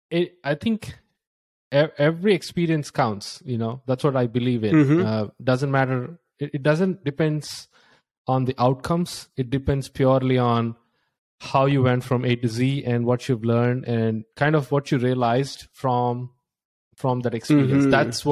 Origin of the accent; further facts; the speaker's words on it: India; now in United States; I was like just like getting a job in the US. I came from India and I spent like with a friend $16,000.